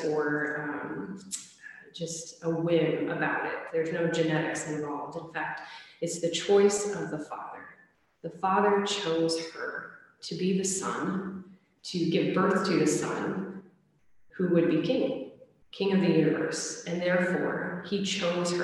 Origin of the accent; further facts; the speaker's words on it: United States; especially as an American